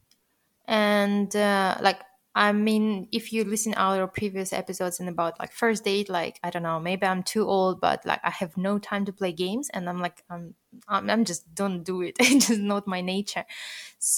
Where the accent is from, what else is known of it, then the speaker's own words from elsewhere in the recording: Russia; moved away; I'm originally born and raised in Russia